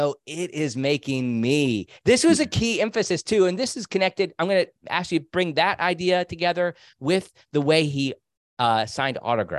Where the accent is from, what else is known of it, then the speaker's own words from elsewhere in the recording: Rushville, Indiana, United States; born there; also born or lived in Bloomington; I lived three places in Indiana. I was born in Rushville, Indiana, not far from Richmond. And I lived in Bloomington and then in Indianapolis.